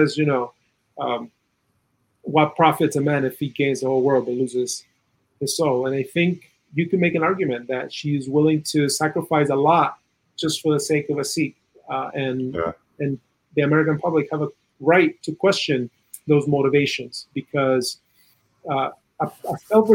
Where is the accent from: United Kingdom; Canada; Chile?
Chile; moved away; In Chile, I'm originally from South America